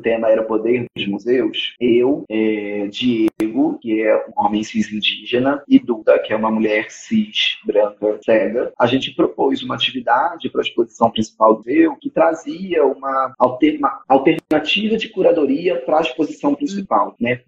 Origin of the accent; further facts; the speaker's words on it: Rio de Janeiro, Brazil; eu tô em São Paulo agora, eu sou do Rio